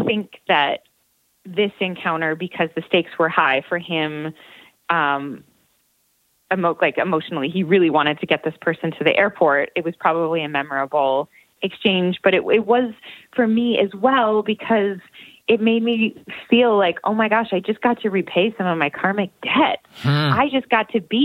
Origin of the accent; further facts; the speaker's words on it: Buffalo, New York, United States; moved away; Buffalo is my hometown